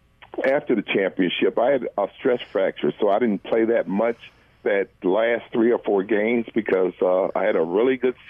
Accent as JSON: {"language": "English", "town": "Kalamazoo", "region": "Michigan", "country": "United States", "tie": "born there", "also_born_or_lived": "Lansing", "said": "And I was born in Kalamazoo. Moved here, and Sam, he was born here in Lansing."}